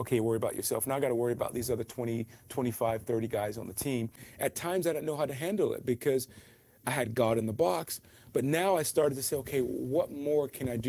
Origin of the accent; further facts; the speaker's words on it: Atlanta, Georgia, United States; moved away as an adult; also born or lived in Albuquerque / New Orleans; Grew up in Atlanta, Georgia